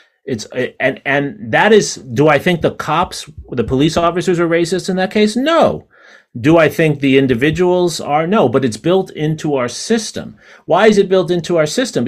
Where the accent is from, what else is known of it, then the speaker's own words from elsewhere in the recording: New York City, New York, United States; 40 years ago, when I was growing up in New York City